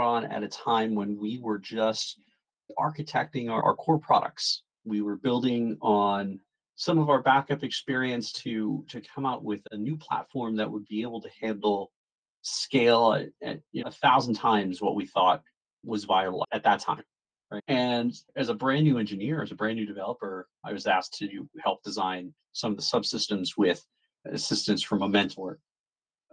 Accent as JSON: {"language": "English", "region": "New Jersey", "country": "United States", "tie": "born or raised there", "said": "I am born and raised in New Jersey"}